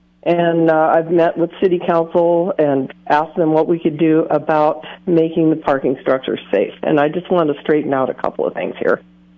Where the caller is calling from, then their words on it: Atascadero, California, United States; I'm calling from Atascadero.